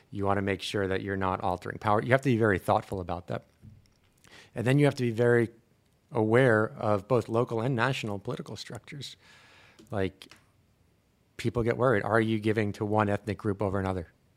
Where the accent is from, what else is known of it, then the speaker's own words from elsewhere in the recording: Long Island, New York, United States; also born or lived in Brooklyn; I grew up in the States. I was born in Brooklyn, grew up in Long Island